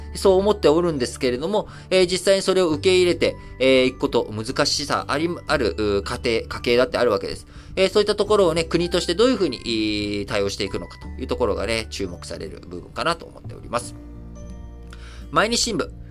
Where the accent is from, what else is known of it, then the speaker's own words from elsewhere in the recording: Japan; also born or lived in Thailand; 生まれも育ちも日本